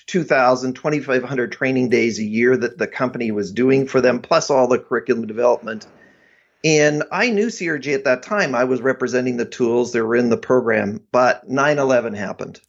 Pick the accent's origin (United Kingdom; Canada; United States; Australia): Canada; Abbotsford, British Columbia; I, uh, grew up in the Vancouver area